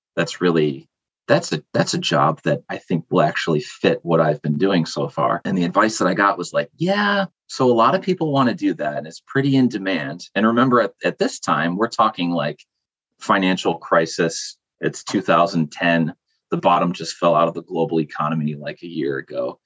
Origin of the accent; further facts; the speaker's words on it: rural area between Buffalo and Rochester, New York, United States; I'm from Buffalo, New York, but more specifically, kind of a rural no man's land in between Buffalo and Rochester